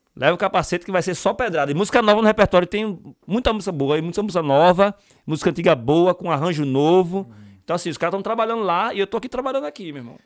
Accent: Pernambuco, Brazil; now in Ireland; eu sou de Pernambuco

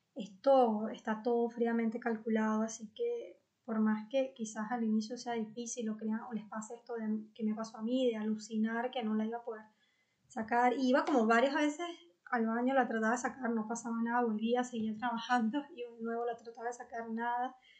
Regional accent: Venezuela; en mi país, en Venezuela

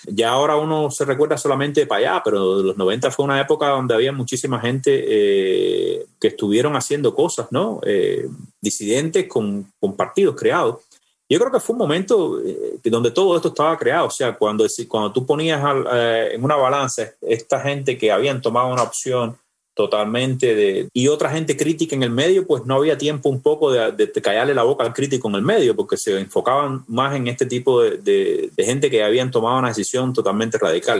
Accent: Cuba; moved away as an adult; tuve que salir de Cuba

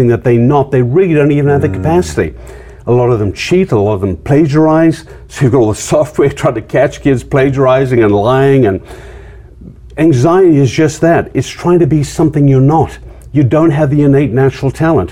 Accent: Zimbabwe; moved away as an adult; I was from Zimbabwe. Being from Zimbabwe, I ended up as a man without a country.

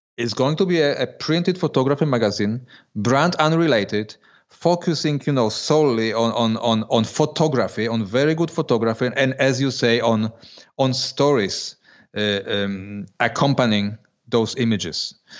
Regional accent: Poland; moved away as an adult; now in Switzerland; I was born in, and, and lived till I was twenty years old in Poland

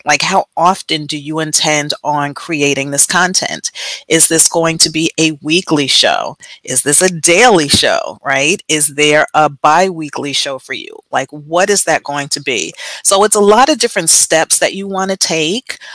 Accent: Jersey City, New Jersey, United States; moved away; also born or lived in Texas; born and raised in Jersey City, lived in Texas for about 20 years, 20 plus years

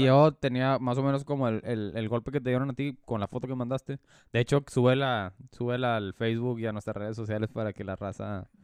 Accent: Mexico; ninguno teníamos los papeles en regla como buenos mexicanos

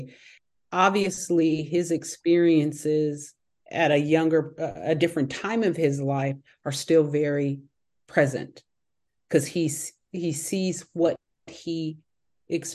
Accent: Bay Area, right outside of San Francisco, California, United States; I was born and raised in the metropolitan area of the Bay Area. I was born and raised in right outside of San Francisco.

